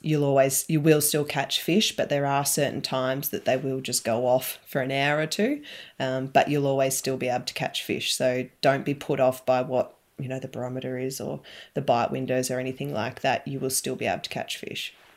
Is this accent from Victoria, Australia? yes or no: yes; Alexandra, Victoria, Australia; also born or lived in Beechworth; I grew up in Alexandra, so near Lake